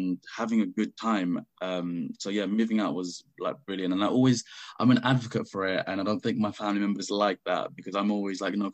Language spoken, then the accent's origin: English; London, United Kingdom; also born or lived in Bradford; I grew up in Bethnal Green, East London